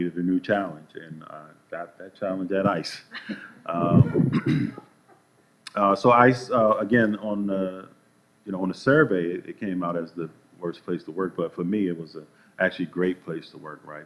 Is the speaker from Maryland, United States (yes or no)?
yes; Baltimore, Maryland, United States; I'm from Baltimore City originally